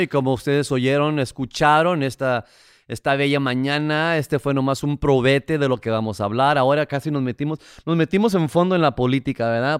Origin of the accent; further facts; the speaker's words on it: San Diego, California, United States; yo crecí en San Isidro